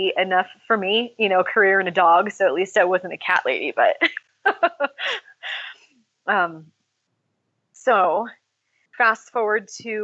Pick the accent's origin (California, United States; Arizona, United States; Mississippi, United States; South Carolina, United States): California, United States; I grew up in California.